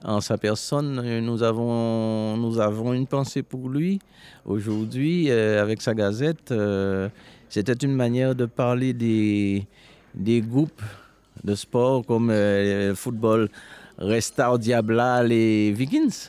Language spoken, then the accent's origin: French; Marie-Galante, Guadeloupe; quand je suis né à Marie-Galante, euh, il n'y avait pas de l'eau courante